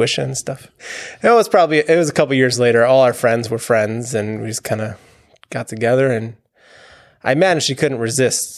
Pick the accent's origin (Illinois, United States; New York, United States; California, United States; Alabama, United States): New York, United States; Long Island; moved away as an adult; also born or lived in Pennsylvania; now in Brecksville, United States; I'm from Long Island, New York